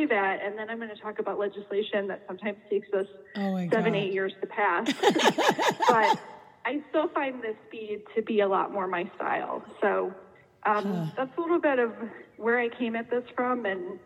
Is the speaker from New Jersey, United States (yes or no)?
no; Darien, Illinois, United States; I grew up in Darien